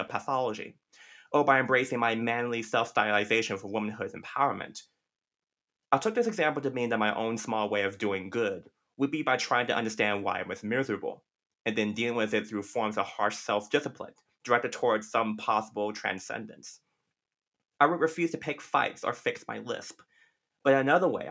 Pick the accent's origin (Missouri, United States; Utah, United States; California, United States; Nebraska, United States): California, United States; Compton; growing up in Compton